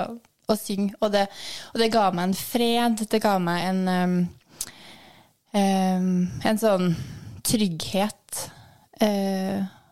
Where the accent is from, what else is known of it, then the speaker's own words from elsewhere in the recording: Trondheim, Trøndelag, Norway; jeg vokste opp i Skjetnemarka.